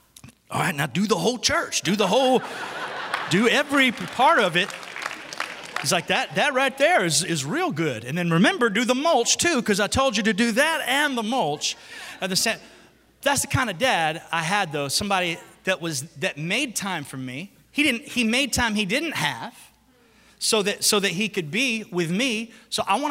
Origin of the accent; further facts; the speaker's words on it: the South, United States; I'm from the South.